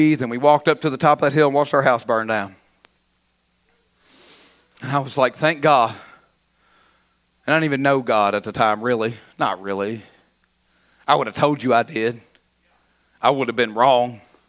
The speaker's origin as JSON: {"language": "English", "region": "Kentucky", "country": "United States", "said": "I should be a Christian before I'm a Kentuckian."}